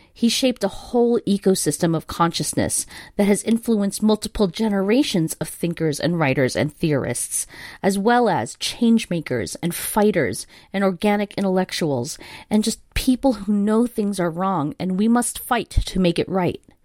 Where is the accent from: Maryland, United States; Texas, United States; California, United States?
California, United States; Los Angeles; born or raised there